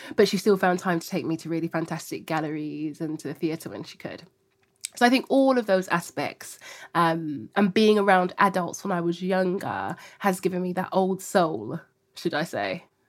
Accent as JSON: {"language": "English", "region": "London", "country": "United Kingdom", "tie": "born or raised there", "said": "growing up in Hackney, very diverse cultural hub of different ethnicities, languages, people from all across the world"}